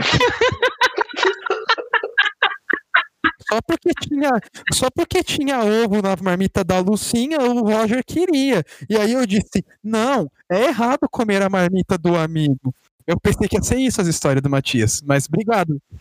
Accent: Brazil; sou brasileiro

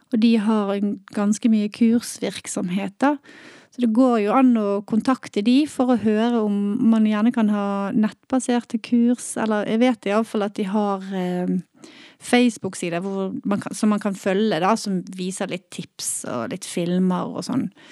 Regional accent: Kautokeino, Troms og Finnmark, Norway; now in Bergen, Norway; Jeg er født i Bergen, men da jeg var fire, så flyttet vi til Kautokeino. Der er min mor fra

